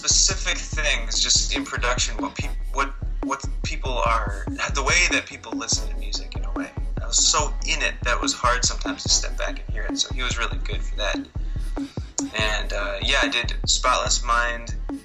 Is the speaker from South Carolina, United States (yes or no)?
no; Barrington, Rhode Island, United States; also born or lived in Providence, Rhode Island; I was born in Providence, Rhode Island, grew up in a town called Barrington